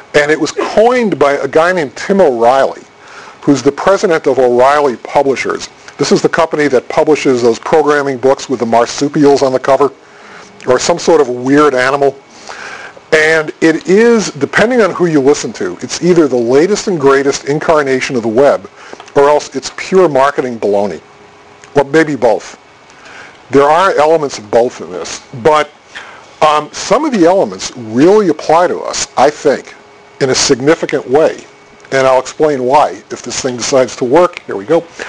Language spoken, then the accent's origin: English; Boston, Massachusetts, United States; I'm from Boston